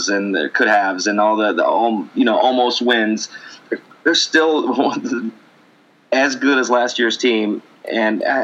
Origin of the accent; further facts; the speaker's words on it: Canada; I'm Canadian